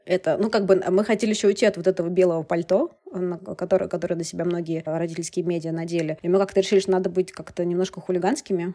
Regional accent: Moscow, Russia; moved away as an adult; also born or lived in Canada; я еще из Москвы, конечно, приехала

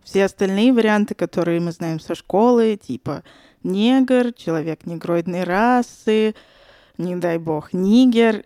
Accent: Saint Petersburg, Russia; moved away as an adult; now in Moscow, Russia; я родилась и выросла в Санкт-Петербурге, недавно переехала в Москву

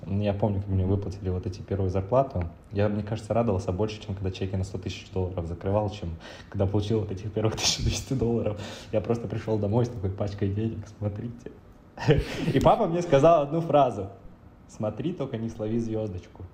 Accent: Chernivtsi, Chernivtsi Oblast, Ukraine; moved away; родился я в маленьком городе в Украине под названием Черноцы. Это близко к границе Румынии с Молдавией.

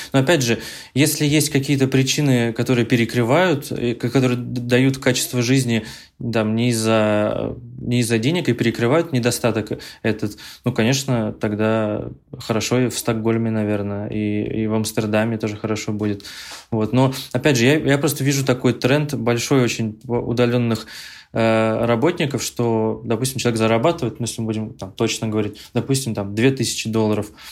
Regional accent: Ufa, Bashkortostan, Russia; moved away; я родом из Уфы

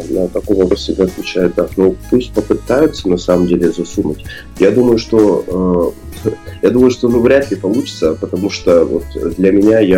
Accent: Irkutsk, Irkutsk Oblast, Russia; с природой э, мо моего края, где я вырос, я сам из Иркутска

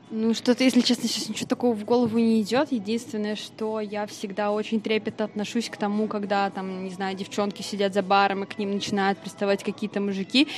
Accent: Vladimir, Vladimir Oblast, Russia; now in Saint Petersburg, Russia; я родилась как бы в Владимире

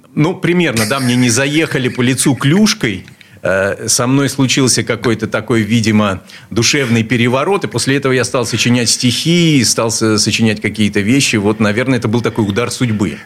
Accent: Saint Petersburg, Russia; Я родился здесь, в Ленинграде. В Ленинграде. Э, в детстве жил на улице Стачек

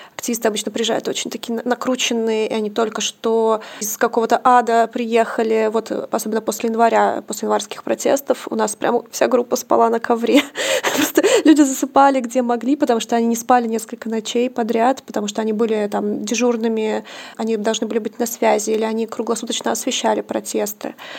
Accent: Omsk, Omsk Oblast, Russia; Я просто тоже из Омска

